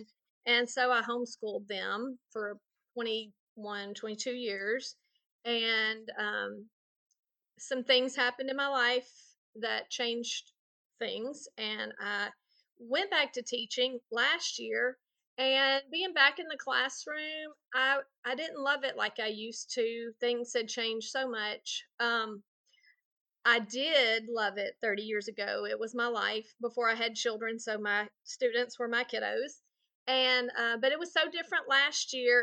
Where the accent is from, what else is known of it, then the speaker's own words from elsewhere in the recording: Texas, United States; now in Louisiana, United States; I'm from Louisiana. I did grow up in Texas, but I've been in Louisiana for 30 years